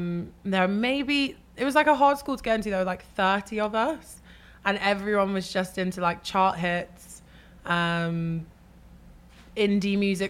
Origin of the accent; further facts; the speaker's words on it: English countryside, 4 or 5 hours from London, England, United Kingdom; I grew up in the countryside. So maybe like 4 or 5 hours away from London and like driving.